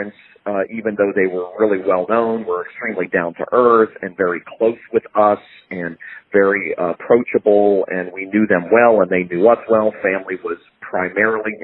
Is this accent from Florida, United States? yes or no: yes; Fort Lauderdale, Florida, United States; also born or lived in Jacksonville, Florida; I was born in Jacksonville, Florida, but grew up in Fort Lauderdale, Florida